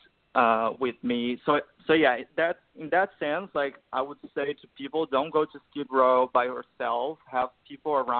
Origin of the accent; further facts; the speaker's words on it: Brazil; moved away as an adult; now in Los Angeles, United States; I grew up in Brazil. I moved here when I was 28 years old, like 6 years ago.